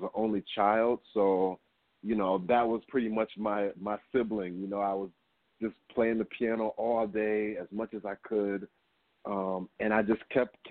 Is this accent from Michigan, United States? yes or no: yes; Kalamazoo, Michigan, United States; moved away; I'm originally from Michigan, so I would attend something called the Gilmore Keyboard Festival, and all of the most, the biggest classical piano players would come to our town